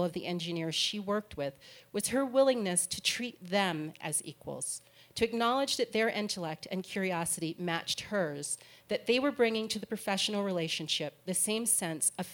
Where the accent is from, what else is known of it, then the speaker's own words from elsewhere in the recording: Hampton, Virginia, United States; I grew up in Hampton, Virginia